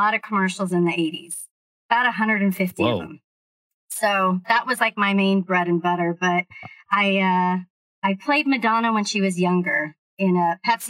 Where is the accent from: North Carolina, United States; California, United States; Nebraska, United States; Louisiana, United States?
California, United States; Redondo Beach; Born and raised Redondo.